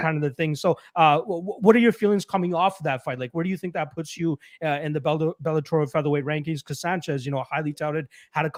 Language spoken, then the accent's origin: English; Brampton, Ontario, Canada; where I'm from in Brampton, growing up in like middle school and high school